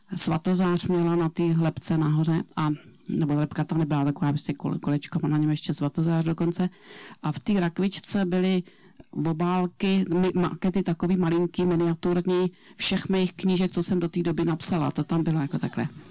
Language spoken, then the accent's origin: Czech; Plzeň Region, Czechia; já jsem tady z Plzeňska